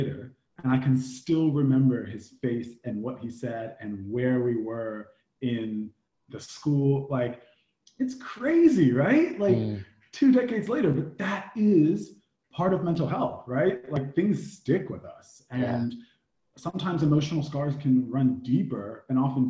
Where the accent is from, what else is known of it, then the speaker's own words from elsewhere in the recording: United States; I'm from the indigenous lands of the Native Americans, also known as the US of A. So I grew up in a very military suburban town